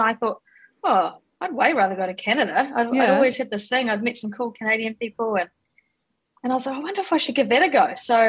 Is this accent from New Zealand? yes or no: yes; New Zealand; also born or lived in Gisborne, New Zealand / Hawke's Bay, New Zealand; So I was born in Gisborne in the North Island of New Zealand. And I moved, so started schooling there and then ended up finishing my school years in Hawke's Bay.